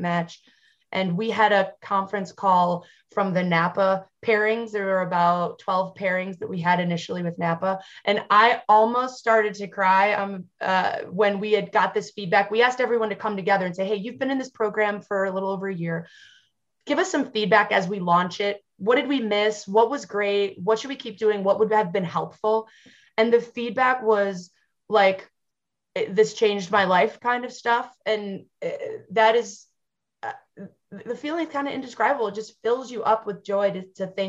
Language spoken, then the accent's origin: English; Western New York, United States; as a Western New Yorker and a diehard member of Bills Mafia